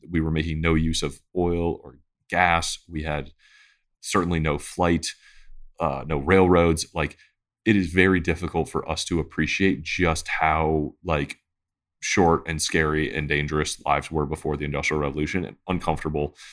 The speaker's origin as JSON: {"language": "English", "town": "Detroit", "region": "Michigan", "country": "United States", "tie": "born or raised there", "said": "I grew up in Detroit"}